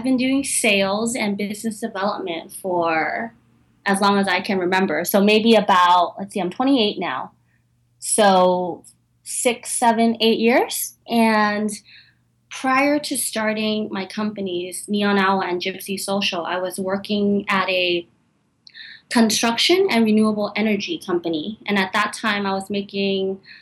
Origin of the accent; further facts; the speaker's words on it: San Francisco, California, United States; moved away as an adult; now in New York, United States; that's where I was born and raised and lived most of my life.